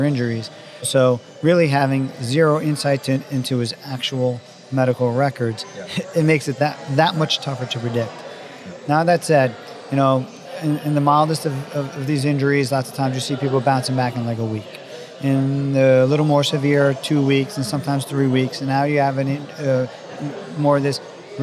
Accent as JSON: {"language": "English", "region": "New York", "country": "United States", "tie": "born or raised there", "said": "I grew up in New York"}